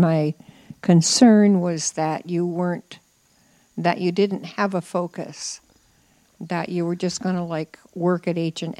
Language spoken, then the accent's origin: English; near Heuvelton, New York, United States; moved away; also born or lived in Illinois; I lived in a very small... I didn't even live in a village. I lived in the country.